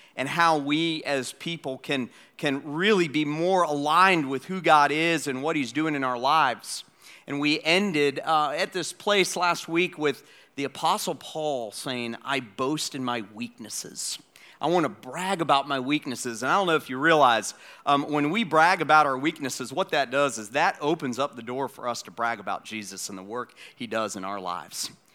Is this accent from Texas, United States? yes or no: no; Atlanta, Georgia, United States; moved away; my hometown, Atlanta, Georgia